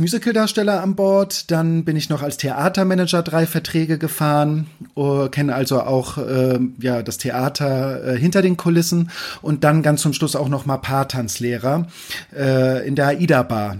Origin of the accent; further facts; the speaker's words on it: Kiel, Schleswig-Holstein, Germany; ich komme aus Kiel, also von der Ostsee. Mein Vater war bei der Marine, das heißt, ich hatte auch als Kind immer äh, wieder Bezug äh, zu Schiffen